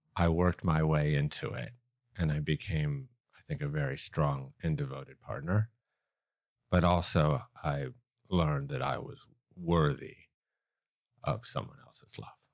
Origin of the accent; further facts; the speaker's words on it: East Coast, United States; now in Los Angeles, United States; I grew up on the East Coast.